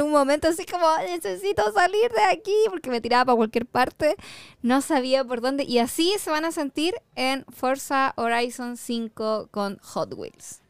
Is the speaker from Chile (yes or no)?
yes; Santiago, Santiago Metropolitan Region, Chile; Siempre me quedo en Santiago. Me encanta, yo soy amante de Santiago. Me encanta mi ciudad.